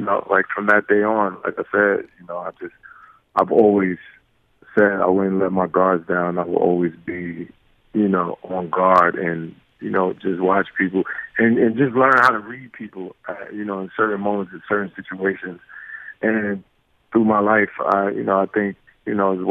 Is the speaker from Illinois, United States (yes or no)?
no; New York City, New York, United States; growing up in Brooklyn, you learn how to fight at an early age